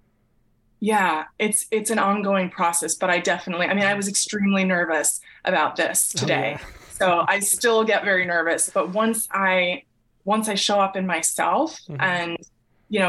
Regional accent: Massachusetts, United States; moved away; I grew up in Massachusetts in the suburbs

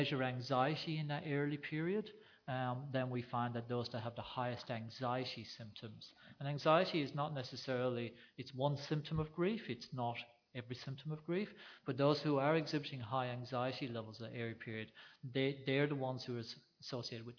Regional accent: Ireland; now in Australia; growing up in Ireland when my parents got me out of bed early to go and deliver calves in the middle of the night.

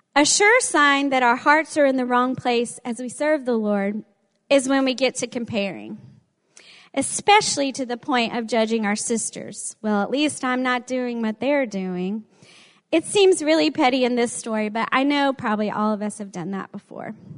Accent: the South, United States; accent: southern; With my southern accent

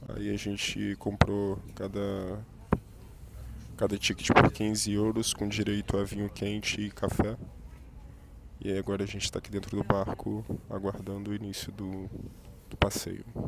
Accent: Brazil; Eu tô lendo como brasileiro, né? Eu não sei ler alemão

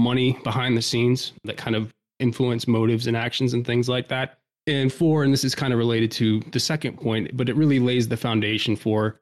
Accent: United States; I'm an American

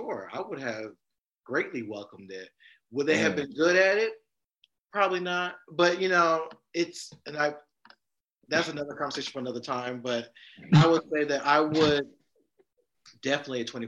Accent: the South, United States; I'm a Southerner

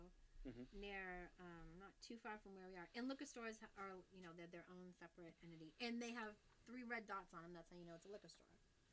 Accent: Massachusetts, United States; moved away; also born or lived in Berkley, Massachusetts; oh, Massachusetts. He goes, oh, whereabouts? And I said, well, normally I just say Boston because nobody knows where anything is. I said, but I used to live kind of halfway between Boston and Fall River.

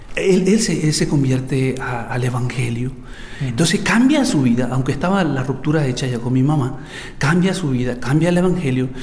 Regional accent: El Salvador; Yo nací en El Salvador, en una familia muy, muy fuerte

